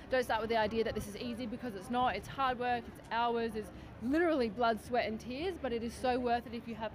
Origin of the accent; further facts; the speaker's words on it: Adelaide, South Australia, Australia; I'm from Adelaide, South Australia